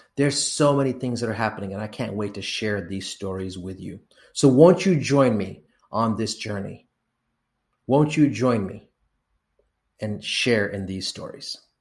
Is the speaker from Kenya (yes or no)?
yes; Kenya; I was born in Kenya